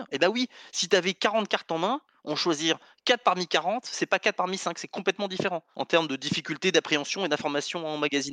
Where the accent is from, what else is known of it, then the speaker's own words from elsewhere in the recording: France; je suis français et donc bah, je connais beaucoup mieux l'histoire de France que n'importe quel autre.